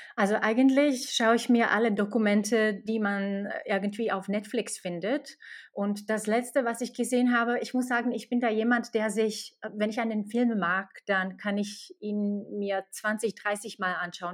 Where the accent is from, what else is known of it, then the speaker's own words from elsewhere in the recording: Slovakia; German is a second language; moved away as an adult; also born or lived in Czech Republic / Ireland; now in Germany; ich komme nicht aus Deutschland. Ich komme aus der Slowakei und bin nach Deutschland vor neun Jahren über Tschechien, Irland und Deutschland gekommen